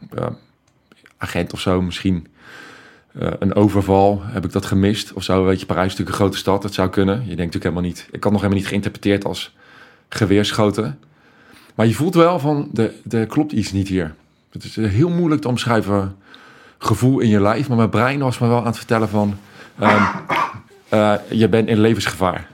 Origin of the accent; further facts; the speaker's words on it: The Hague, South Holland, Netherlands; Ik kom uit Den Haag